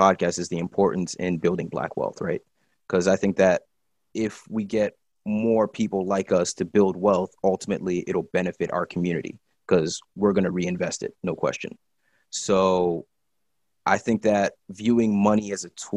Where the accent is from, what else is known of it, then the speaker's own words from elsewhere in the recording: State College, Pennsylvania, United States; I was born in State College, Pennsylvania